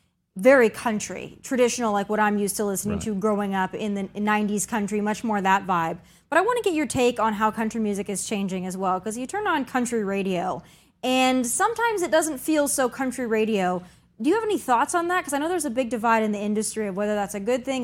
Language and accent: English; South Dakota, United States; It's certainly bigger than my home state of South Dakota and the surrounding states.